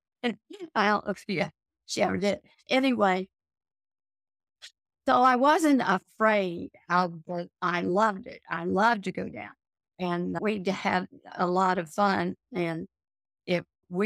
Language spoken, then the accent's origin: English; Joplin, Missouri, United States; also born or lived in Columbia, Missouri; I was brought up in Joplin, Missouri, and lived there for 20 years